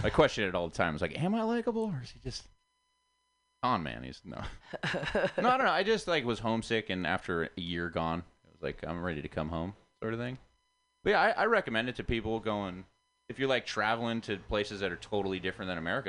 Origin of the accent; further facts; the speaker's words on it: Goleta, California, United States; I grew up in Goleta, Santa Barbara, it's right near Montecito, where Oprah lives. So, I'm in like a working class family, but I grew up with a lot of wealthy, privileged kids.